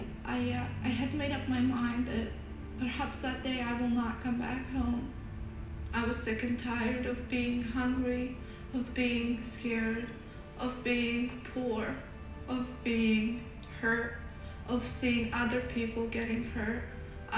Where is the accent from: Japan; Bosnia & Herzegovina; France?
Bosnia & Herzegovina; I was born and raised in Bosnia, a country torn with war, poverty, disaster, and just pure devastation